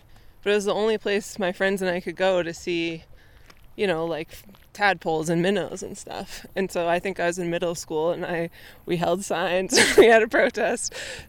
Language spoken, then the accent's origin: English; Rockville, Maryland, United States; now in Butte, United States; I grew up in Rockville, which is the suburbs of Washington, D.C., and it's like cookie cutter suburbs.